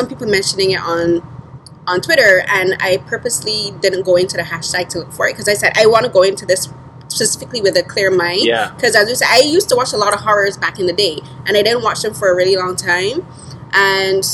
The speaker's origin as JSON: {"language": "English", "country": "Barbados", "tie": "born or raised there", "moved": "yes", "said": "growing up in the Caribbean, especially in Barbados, like our culture is very heavily influenced by Christianity and religion"}